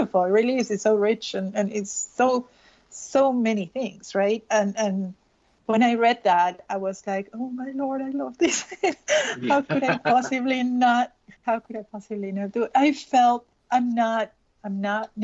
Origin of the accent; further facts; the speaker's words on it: Peru; moved away as an adult; I'm Peruvian, I was born and raised in Peru. I moved when I was 24.